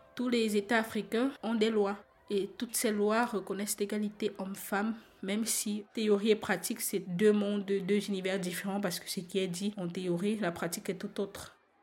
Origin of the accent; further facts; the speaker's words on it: Cameroon; now in Belgium; Je suis une Camerounaise, père camerounais, mère camerounaise